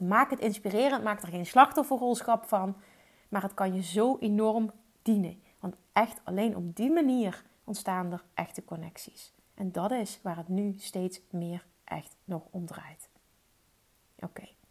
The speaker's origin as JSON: {"language": "Dutch", "region": "Limburg", "country": "Netherlands", "accent": "Limburgish", "said": "ik heb een Limburgs accent"}